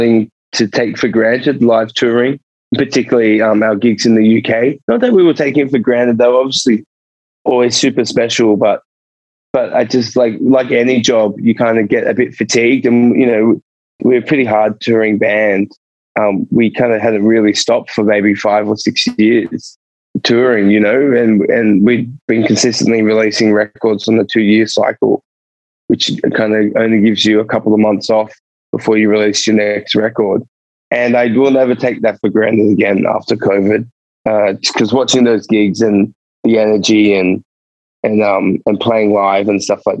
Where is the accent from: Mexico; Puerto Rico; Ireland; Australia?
Australia; Sydney, New South Wales; moved away as an adult; also born or lived in Edinburgh; now in Melbourne, Australia; I've always lived in Sydney